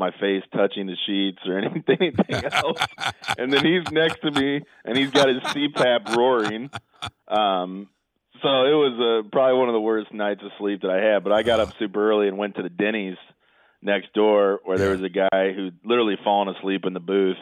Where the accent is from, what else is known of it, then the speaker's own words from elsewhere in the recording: Belleville, Illinois, United States; I grew up in Belleville